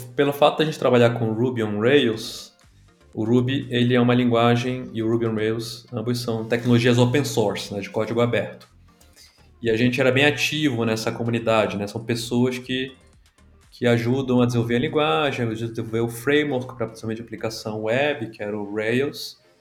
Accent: Belém, Pará, Brazil; moved away as an adult; also born or lived in São Paulo; Eu não sou de São Paulo originalmente, me, sou de Belém do Pará

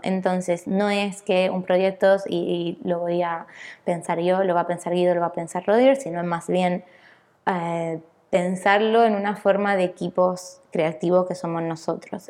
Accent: Italy; also born or lived in Buenos Aires, Argentina; now in Barcelona, Spain; soy italiana

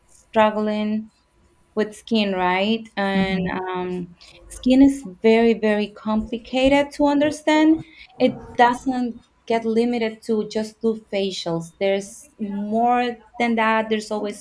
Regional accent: El Salvador; English is a second language; moved away as an adult; now in Florida, United States; from El Salvador in Central America. I came to the United States when I was 18 without knowing the language

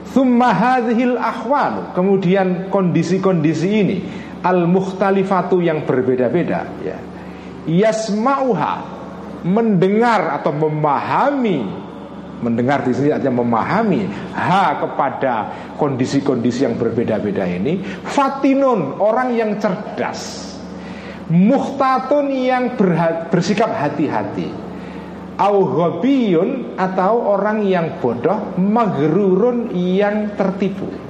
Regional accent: Pati, Central Java, Indonesia; Mbah Bisri Sansuri yang asal dari Pati daerah saya

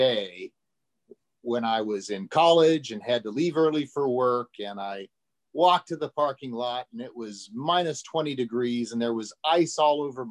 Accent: Denver, Colorado, United States; moved away as an adult; also born or lived in Boulder, Colorado; now in Memphis, United States; I born and raised in Denver, Colorado

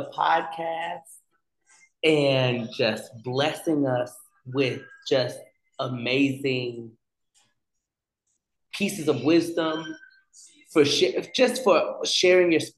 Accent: the South, United States; accent: Southern; my Southern accent came out

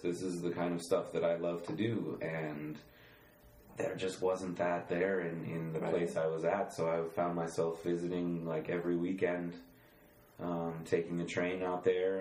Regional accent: Boulder, Colorado, United States; moved away as an adult; also born or lived in Switzerland; I was born and raised in Boulder, Colorado

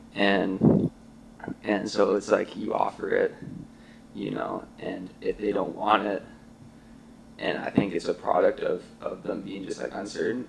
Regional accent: Muskoka, Ontario, Canada; I'm from Muskoka

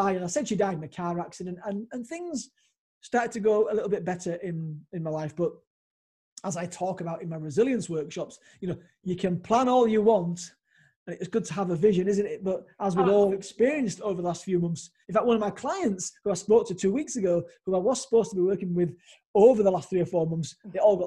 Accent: Leeds, Yorkshire and the Humber, United Kingdom; came back to my hometown of Leeds

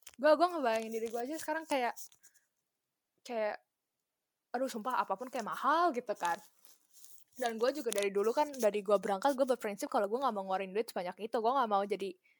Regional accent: Indonesia; now in Japan; sebagai orang Indo

